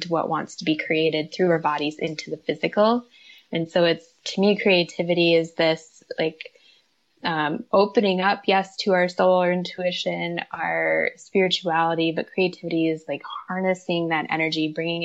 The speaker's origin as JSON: {"language": "English", "region": "Midwest", "country": "United States", "also_born_or_lived": "Minnesota", "moved": "yes", "said": "I'm from the Midwest. I was in Minnesota at the time"}